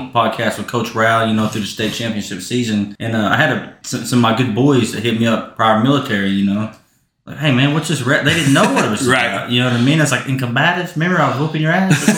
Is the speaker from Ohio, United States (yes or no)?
no; Southeast Oklahoma, United States; also born or lived in Geary, Oklahoma; I'm from Southeast Oklahoma